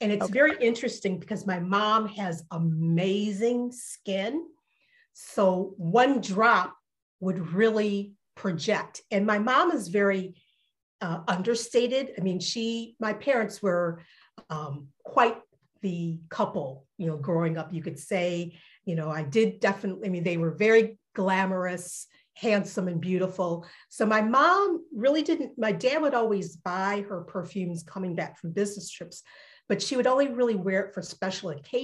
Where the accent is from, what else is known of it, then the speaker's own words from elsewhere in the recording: Detroit, Michigan, United States; also born or lived in Alabama / West Virginia; grew up primarily in Detroit